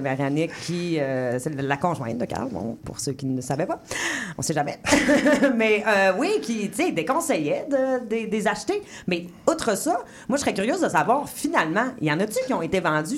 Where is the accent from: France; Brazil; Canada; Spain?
Canada; Quebec; now in Montreal, Canada; Je viens pas du Saguenay, je viens du lac Saint-Jean.